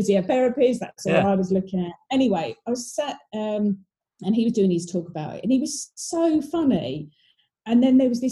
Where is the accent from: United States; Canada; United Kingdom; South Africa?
United Kingdom; Ramsgate, South East England; I grew up in Ramsgate down in Kent